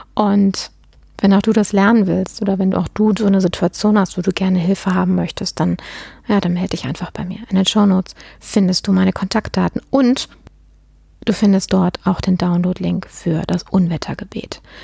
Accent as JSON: {"language": "German", "country": "Germany", "said": "bei uns in Deutschland"}